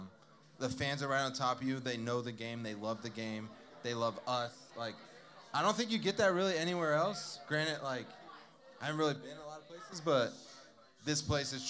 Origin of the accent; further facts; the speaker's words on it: Southern California, United States; I grew up in Southern California